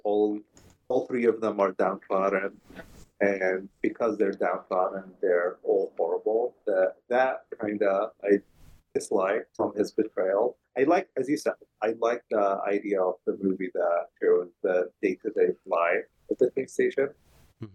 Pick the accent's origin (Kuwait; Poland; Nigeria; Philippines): Kuwait; moved away; growing up in Kuwait